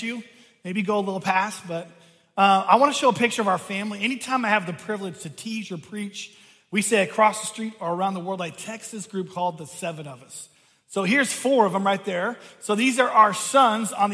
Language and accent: English; Seattle, Washington, United States; I grew up outside of Seattle on the water.